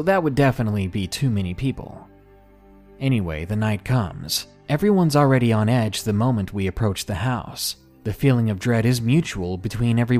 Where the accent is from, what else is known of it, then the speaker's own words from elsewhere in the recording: Arkansas, United States; my home state of Arkansas